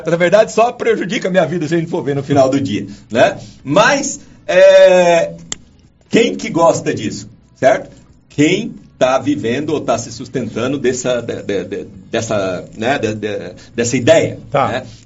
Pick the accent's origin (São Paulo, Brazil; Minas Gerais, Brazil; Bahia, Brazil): Minas Gerais, Brazil; primeiro que eu sou mineiro